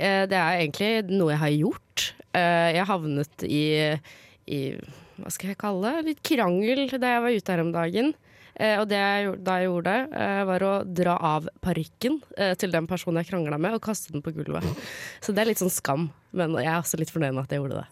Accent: Lørenskog, Akershus, Norway; jeg kommer fra Lørenskog, som er rett utenfor eh, Oslo

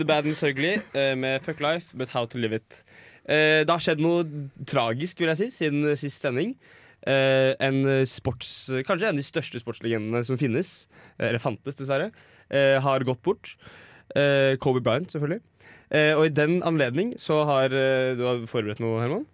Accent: Norway; jeg er fra Norge

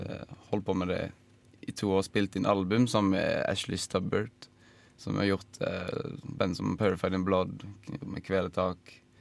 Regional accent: Odda, Vestland, Norway; hjemme i Odda

